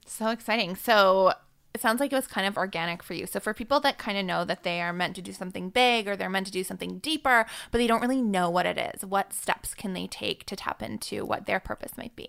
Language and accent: English; Vancouver, British Columbia, Canada; it's my hometown.